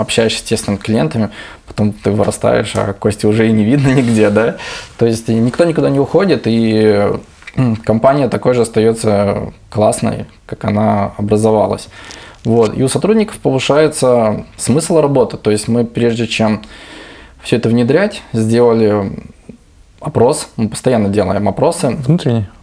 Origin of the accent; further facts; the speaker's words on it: Vladivostok, Primorsky Krai, Russia; это какой-то наш менталитет Владивостока